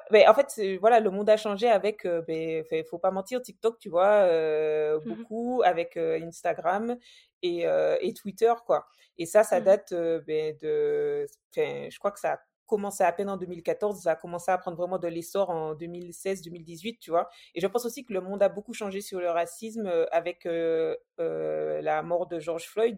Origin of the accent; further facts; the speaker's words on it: Martinique; moved away as an adult; also born or lived in Metropolitan France; now in France; j'ai grandi en Martinique, je pense que ça mmh s'entend un petit peu